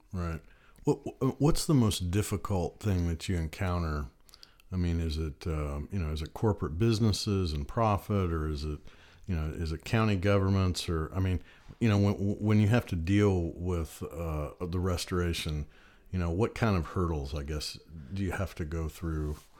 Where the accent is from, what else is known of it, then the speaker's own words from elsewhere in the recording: near Lake Michigan, Great Lakes, United States; now in Tennessee, United States; I grew up more up near Lake Michigan and up around there.